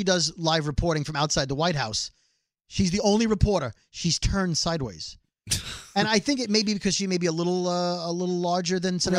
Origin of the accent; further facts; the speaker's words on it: New York City, New York, United States; we're from Brooklyn.